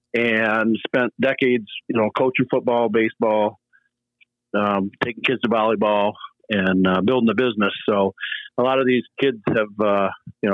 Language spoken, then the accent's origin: English; Greenville, Michigan, United States; also born or lived in Rockford, Michigan; I grew up in Greenville, Michigan, little town